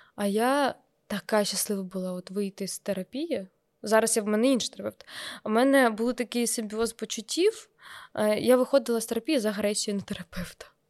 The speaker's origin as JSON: {"language": "Ukrainian", "town": "Kremenchuk", "region": "Poltava Oblast", "country": "Ukraine", "tie": "born or raised there", "moved": "yes", "lives_now": "Kyiv, Ukraine", "said": "я приїхала в Кремінчук"}